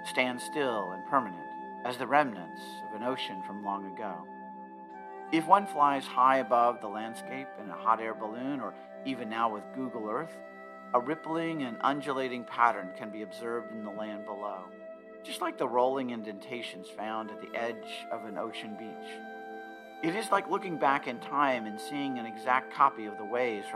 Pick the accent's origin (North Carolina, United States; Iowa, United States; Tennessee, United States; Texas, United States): Iowa, United States; Ottumwa; born or raised there